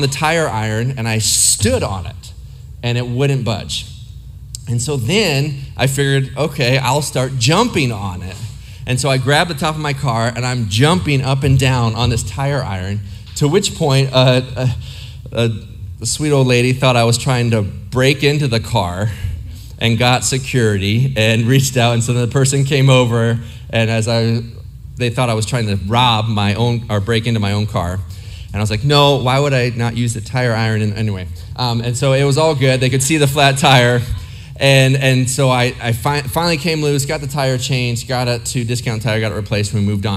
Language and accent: English; Ohio, United States; now in Arizona, United States; I lived in several places. I grew up mostly in Ohio.